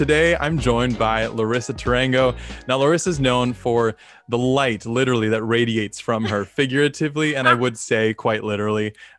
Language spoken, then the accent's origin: English; Philippines; we're both Filipino, so I just thought it made sense.